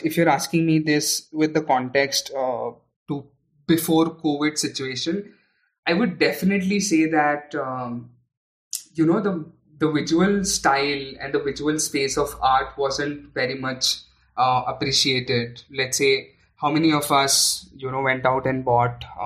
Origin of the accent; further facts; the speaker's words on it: Aurangabad, Maharashtra, India; I was born and brought up in Aurangabad, which is in Maharashtra